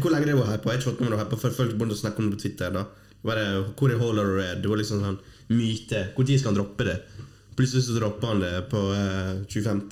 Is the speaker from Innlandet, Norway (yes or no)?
no; Fosnavåg, Møre og Romsdal, Norway; moved away; Det er ikke så ofte jeg er hjemme i Vågen